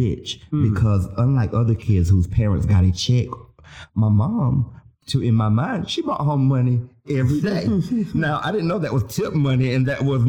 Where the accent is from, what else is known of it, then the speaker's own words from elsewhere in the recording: the South, United States; I'm from the South. I'm from the poor South